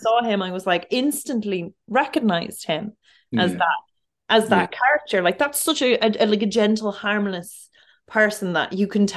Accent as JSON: {"language": "English", "town": "Dublin", "region": "Leinster", "country": "Ireland", "tie": "born or raised there", "said": "I'm from Finglas, and I would have worked in this town centre in this Super Value and Super Quinn growing up"}